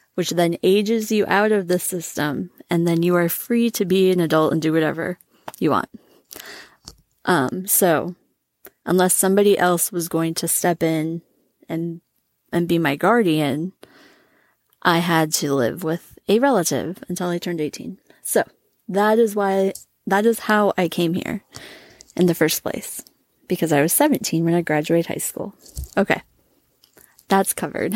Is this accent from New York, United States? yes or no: no; Minnesota, United States; I grew up in Minnesota.